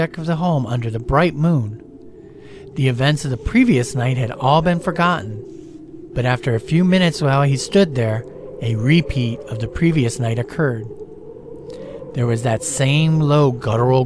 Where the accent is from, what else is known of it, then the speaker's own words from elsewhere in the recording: Stark County, Ohio, United States; now in Florida, United States; where I grew up in Stark County, Ohio